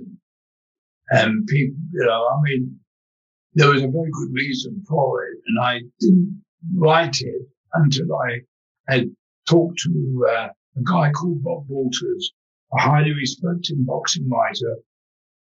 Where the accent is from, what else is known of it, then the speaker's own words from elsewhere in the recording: London, United Kingdom; I grew up in London's East End